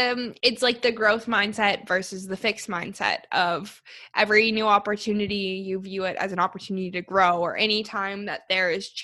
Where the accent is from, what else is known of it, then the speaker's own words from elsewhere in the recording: Canada; Like, I have a hard time understanding people from Newfoundland, and I'm a Canadian myself, you know, as well.